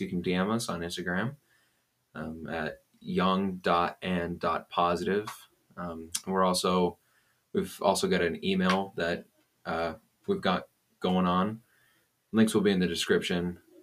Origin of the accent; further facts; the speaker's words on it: Aurora, Colorado, United States; I've been born and raised uh, here in Aurora.